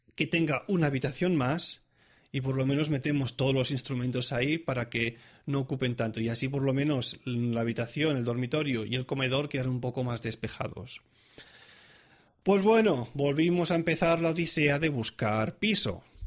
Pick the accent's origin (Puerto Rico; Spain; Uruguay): Spain; moved away as an adult; now in Switzerland; soy un músico español, estudiante